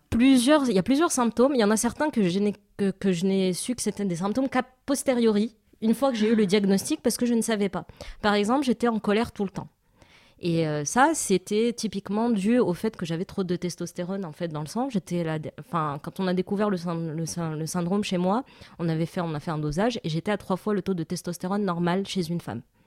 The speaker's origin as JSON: {"language": "French", "country": "Morocco", "tie": "born or raised there", "said": "je suis marocaine et donc j'ai grandi au Maroc"}